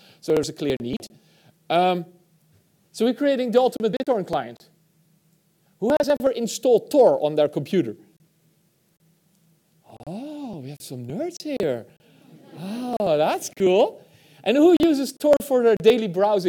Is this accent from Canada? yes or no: no; Netherlands; I'm from the Netherlands